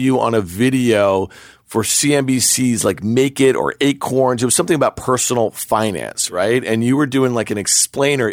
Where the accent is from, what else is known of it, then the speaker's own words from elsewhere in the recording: New York, United States; I grew up here in New York